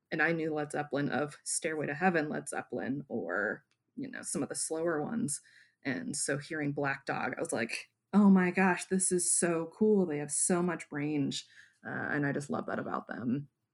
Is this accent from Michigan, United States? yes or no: yes; Wyoming, Michigan, United States; also born or lived in Grand Rapids, Michigan; my hometown